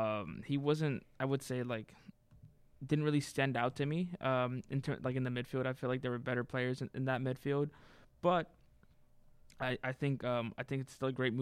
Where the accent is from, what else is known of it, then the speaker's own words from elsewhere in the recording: United States; as an American, I honestly am happy with that signing.